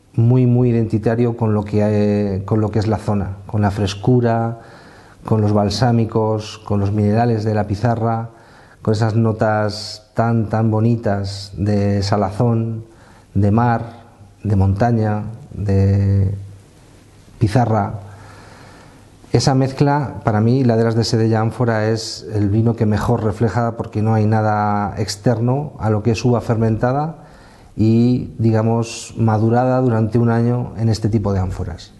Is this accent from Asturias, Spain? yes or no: no; Castilla-La Mancha, Spain; moved away as an adult; also born or lived in Axarquía, Málaga; yo soy manchego de nacimiento